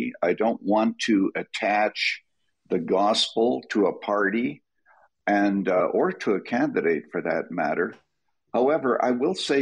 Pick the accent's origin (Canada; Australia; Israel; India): Canada; moved away as an adult; now in United States; I was born and raised in Canada. I am a naturalized American citizen